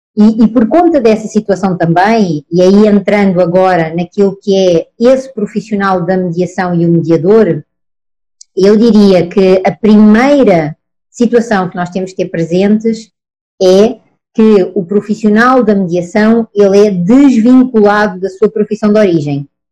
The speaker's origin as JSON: {"language": "Portuguese", "country": "Portugal", "accent": "Portuguese", "moved": "as an adult", "lives_now": "Brazil", "said": "Eu estou aqui no Brasil desde 2013. Sou portuguesa, pelo sotaque, como veem"}